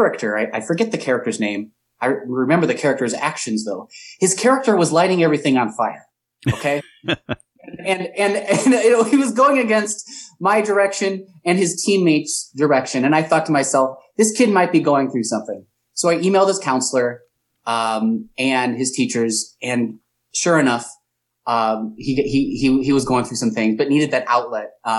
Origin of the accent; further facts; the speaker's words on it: Chesterton, Indiana, United States; moved away as an adult; also born or lived in Valparaiso, Indiana / Chicago; Grew up in Chesterton